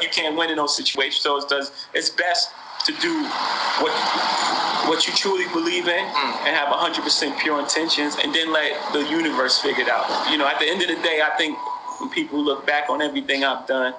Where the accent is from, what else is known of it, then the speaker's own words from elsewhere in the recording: New York City, New York, United States; I come from Brooklyn. I love Brooklyn.